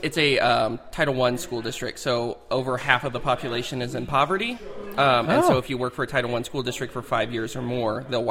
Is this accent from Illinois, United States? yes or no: no; Tillamook, Oregon, United States; So, yeah, I'm from Tillamook.